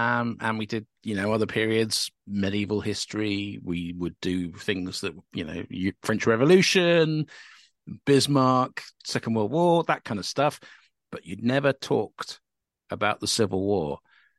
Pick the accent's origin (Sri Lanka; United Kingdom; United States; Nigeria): United Kingdom; Northern Ireland; when we were growing up in Northern Ireland